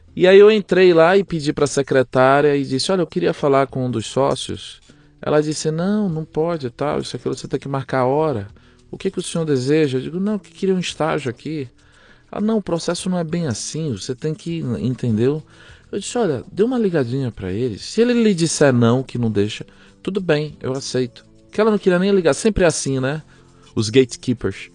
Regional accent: Aracaju, Sergipe, Brazil; moved away as an adult; also born or lived in Belém, Pará / São Paulo; now in Tulsa, United States; ele foi transferido para Aracaju, Sergipe. Fiquei lá dos 5 até os 32 anos.

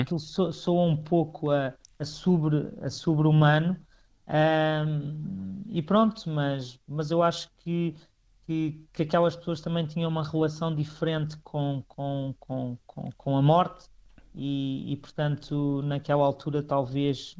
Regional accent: Picote, Norte, Portugal; eu falo sempre do, do, do, do lugar onde nasci

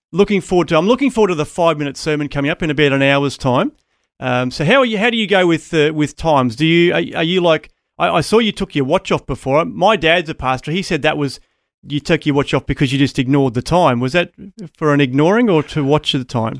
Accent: Townsville, Queensland, Australia; I grew up in Townsville

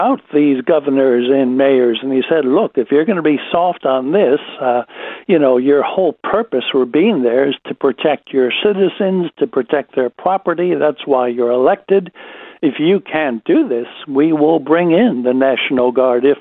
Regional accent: United States; now in Australia; It is my home country

